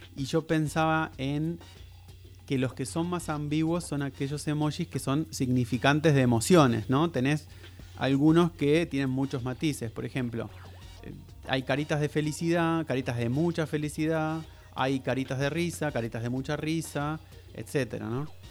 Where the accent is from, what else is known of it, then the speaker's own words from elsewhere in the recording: Argentina; nosotros lo pensamos como argentinos